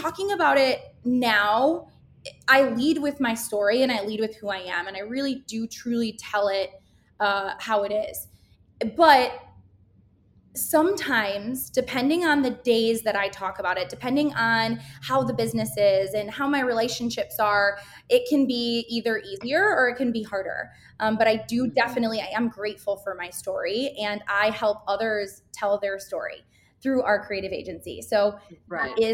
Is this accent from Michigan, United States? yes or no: yes; Grand Rapids, Michigan, United States; moved away as an adult; now in Chicago, United States; I'm born and raised in Grand Rapids, Michigan, and I moved to Chicago about a little over 5 years ago.